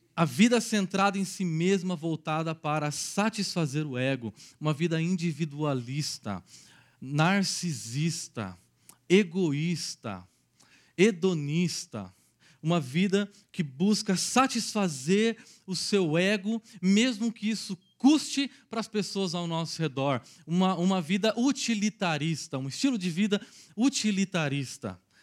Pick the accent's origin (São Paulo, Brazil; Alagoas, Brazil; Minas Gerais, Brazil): São Paulo, Brazil; Araraquara; sou natural de Araraquara, uma cidadezinha dez vezes menor do que Campinas